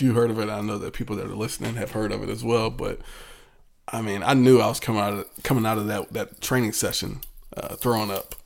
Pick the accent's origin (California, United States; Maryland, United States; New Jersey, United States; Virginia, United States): Virginia, United States; Virginia Beach; growing up in Virginia Beach